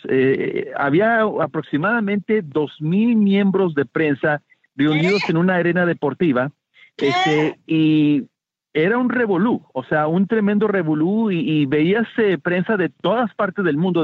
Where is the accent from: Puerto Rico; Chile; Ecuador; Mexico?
Mexico; now in Miami, United States; yo siendo mexicano